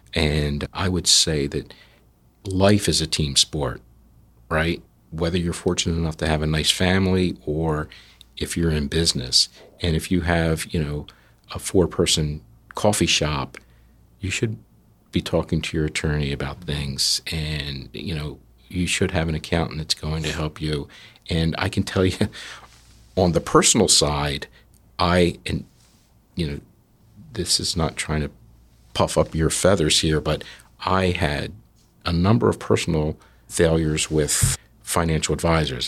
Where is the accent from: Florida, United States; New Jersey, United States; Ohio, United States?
New Jersey, United States; we're from South Jersey